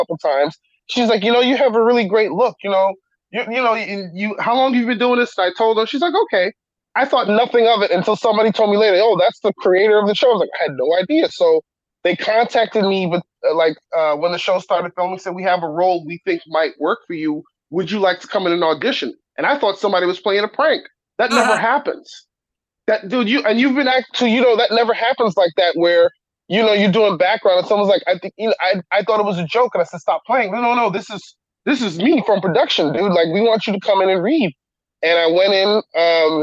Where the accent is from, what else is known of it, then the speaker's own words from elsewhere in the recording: New York, United States; growing up in the time I grew up in New York